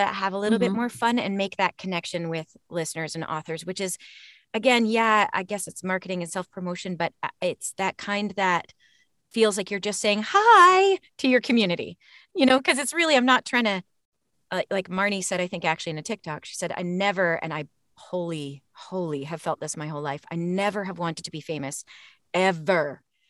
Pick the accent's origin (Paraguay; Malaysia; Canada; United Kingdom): Canada; The hockey shirt, please. I grew up in Canada.